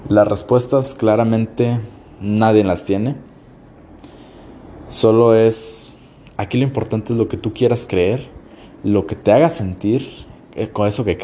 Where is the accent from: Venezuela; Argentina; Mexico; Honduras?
Mexico; yo soy de México, entonces este, en México tenemos muchas locaciones donde las pinturas rupestres todos alaban a cosas que caen del cielo, dioses.